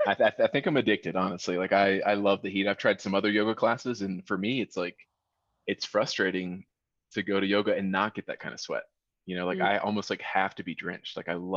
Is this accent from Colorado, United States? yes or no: yes; Colorado, United States; For those of you that don't know me … I'm from Colorado.